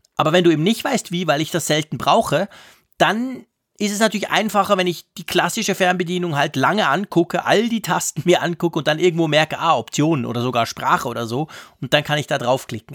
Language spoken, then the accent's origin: German; Switzerland; bei uns in der Schweiz